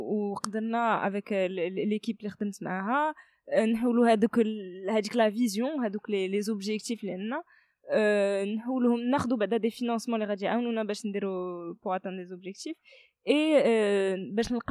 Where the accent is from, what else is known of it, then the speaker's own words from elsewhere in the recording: Kenitra, Rabat-Salé-Kénitra, Morocco; also born or lived in France; قنيطره هي واحد المدينه اللي عزيزه عليا بزاف بيسكو الوالدين ديالي ساكنين هنايا euh, انا داديت في فرنسا ولكن كبرت هنايا في المغرب في مدينه قنيطره